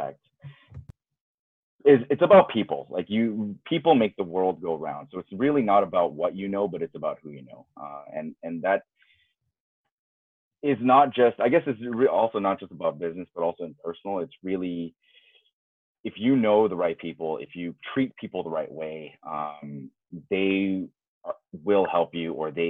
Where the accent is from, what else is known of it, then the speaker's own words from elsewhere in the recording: Los Angeles, California, United States; moved away as an adult; now in Tokyo, Japan; I'm originally from Los Angeles, a Korean-American, but now I live in Tokyo, Japan